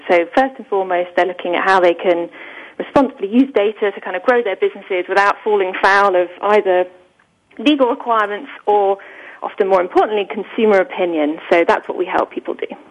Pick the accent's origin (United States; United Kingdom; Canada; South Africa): United Kingdom; England; I'm clearly British